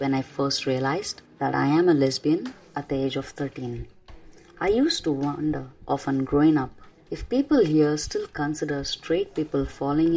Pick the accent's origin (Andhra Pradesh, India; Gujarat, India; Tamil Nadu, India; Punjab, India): Tamil Nadu, India; Chennai; first language Tamil; English is a second language; my hometown, Chennai City